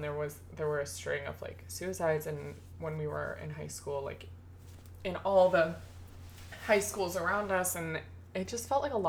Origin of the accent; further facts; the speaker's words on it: Redwood City, California, United States; also born or lived in Woodside, California; I was born in Redwood City, and I lived in Redwood City until 5th grade, and then I moved to Woodside, which is literally just, like, a town over. Mm-hmm. But the more identifiable way of saying where I'm from is I'm from Silicon Valley. I'm from the Bay Area in California.